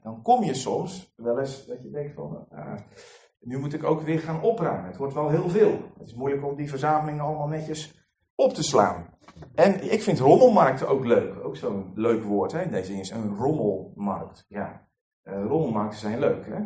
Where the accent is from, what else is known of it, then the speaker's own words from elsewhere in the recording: Netherlands; we als Nederlanders